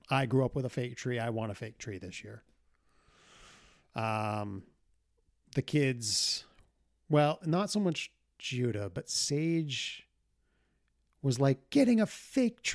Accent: Bangor, Maine, United States; me growing up in Bangor, Maine

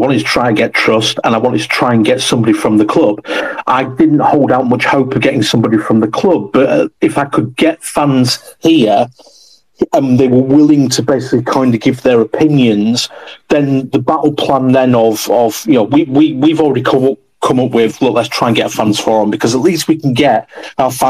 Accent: Bradford, Yorkshire and the Humber, United Kingdom; I'm from West Bowling originally

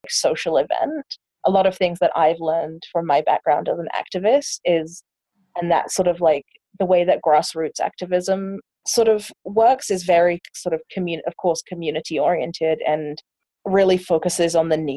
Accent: London, United Kingdom; moved away as an adult; now in Vancouver, Canada; I'm from England. I was born and raised in London, and then I came to Vancouver

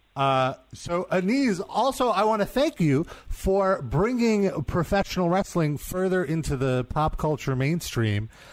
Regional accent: New York, United States; As a New Yorker

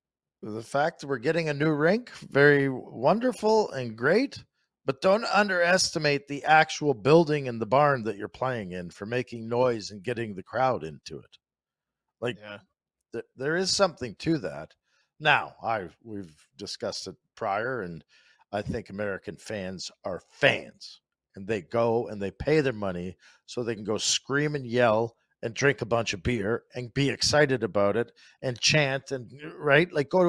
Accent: Canada

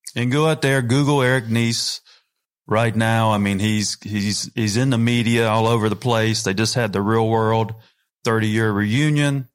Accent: North Carolina, United States; I'm a redneck from North Carolina

